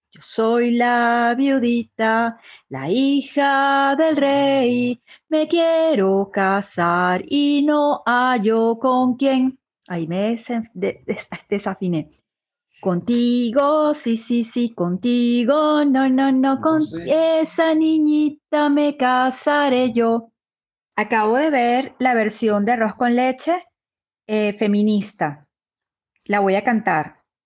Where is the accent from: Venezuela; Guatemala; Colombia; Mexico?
Venezuela; Margarita Island, Nueva Esparta; now in Madrid, Spain; soy venezolana, nací en la isla de Margarita, Venezuela, vivo en este momento en Madrid, España